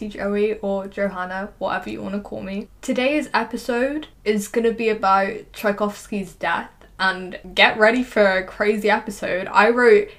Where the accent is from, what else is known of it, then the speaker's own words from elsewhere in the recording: England, United Kingdom; accent: English; my English accent